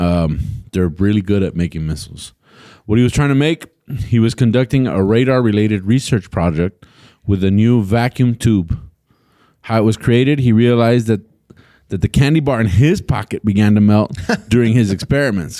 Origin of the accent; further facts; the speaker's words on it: El Paso, Texas, United States; I grew up in El Paso